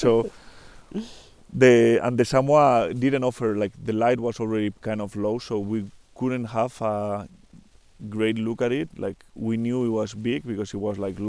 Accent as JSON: {"language": "English", "country": "Spain", "said": "I'm from Spain, from Europe"}